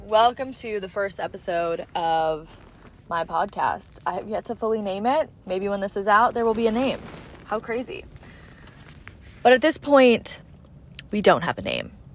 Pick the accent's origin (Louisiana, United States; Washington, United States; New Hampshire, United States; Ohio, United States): Washington, United States; Seattle; I'm from Seattle as well.